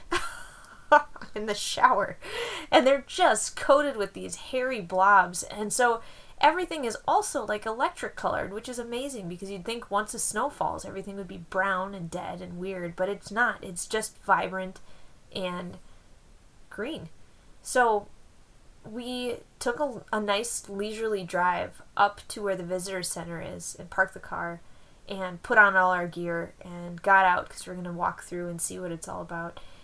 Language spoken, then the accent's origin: English; Wisconsin, United States; accent: Wisconsin; my Wisconsin accent